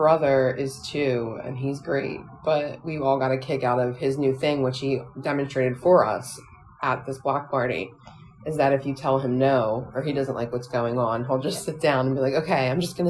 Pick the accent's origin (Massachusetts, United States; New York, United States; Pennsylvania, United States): Pennsylvania, United States; Philadelphia; we're from Philadelphia.